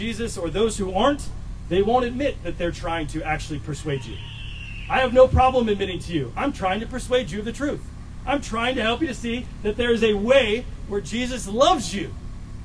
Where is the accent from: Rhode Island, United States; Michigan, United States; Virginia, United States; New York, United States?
Virginia, United States; Virginia Beach; growing up in Virginia Beach, the military was all around